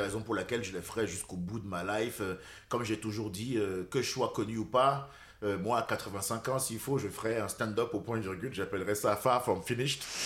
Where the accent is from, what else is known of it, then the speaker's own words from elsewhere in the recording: Cotonou, Littoral, Benin; moved away; also born or lived in France; Je suis né au Bénin. Et puis à 6 ans, mon père s'est séparé de ma mère. Il s'est remarié avec une Française blonde rochelaise pupeuse. Et euh, c'est elle qui m'a élevé